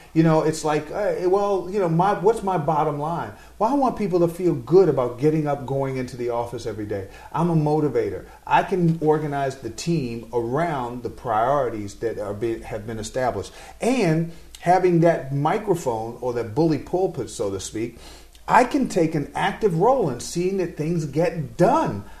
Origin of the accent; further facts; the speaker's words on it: New York City, New York, United States; I'm a New Yorker